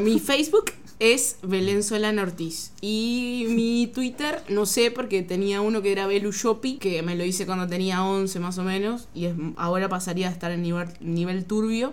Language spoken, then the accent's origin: Spanish; Rocha, Uruguay; yo soy de Rocha